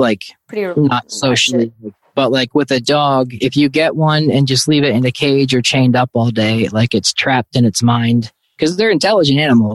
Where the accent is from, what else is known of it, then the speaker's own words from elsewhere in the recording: New York City, New York, United States; moved away; when I grew up in New York City